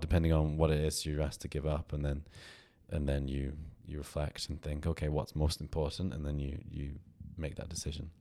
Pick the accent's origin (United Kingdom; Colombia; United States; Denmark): United Kingdom; I'm, I'm from the U K